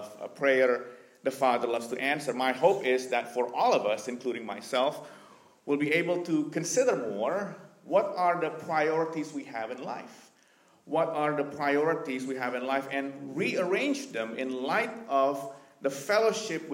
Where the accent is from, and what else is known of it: Indonesia; born or raised there; moved away as an adult; also born or lived in Vancouver, Canada